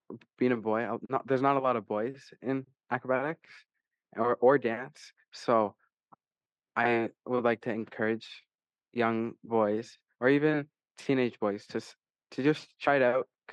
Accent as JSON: {"language": "English", "town": "Niagara Falls", "region": "Ontario", "country": "Canada", "said": "I'm from Niagara Falls, Ontario, Canada"}